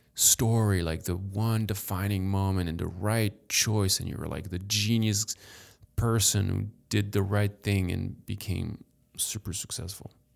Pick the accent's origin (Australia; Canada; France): France; moved away as an adult; now in United States; born in France, raised in France